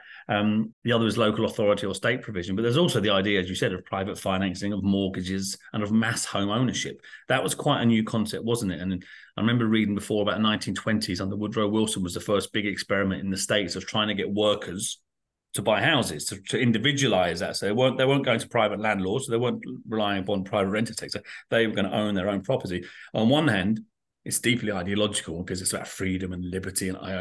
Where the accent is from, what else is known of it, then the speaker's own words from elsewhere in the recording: London, United Kingdom; now in Ireland; when I grew up in London